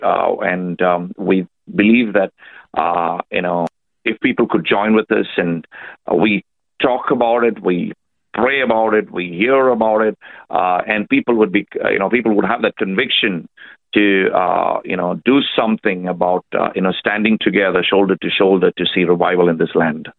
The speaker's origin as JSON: {"language": "English", "country": "India", "moved": "yes", "lives_now": "Australia", "said": "I'm uh, an Indian. Uh, I've uh, come here 10 years ago, so at the moment I'm Australian"}